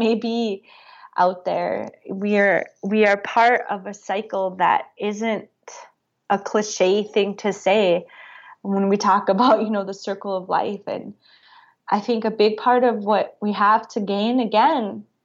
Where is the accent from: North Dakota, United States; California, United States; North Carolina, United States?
North Dakota, United States; now in Montana, United States; I grew up in rural communities. I grew up in North Dakota. I'm in Montana now.